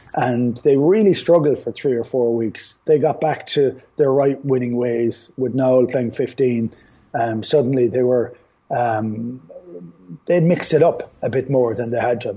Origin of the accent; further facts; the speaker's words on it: Ireland; we have the great capacity of losing the run of ourselves as Irish people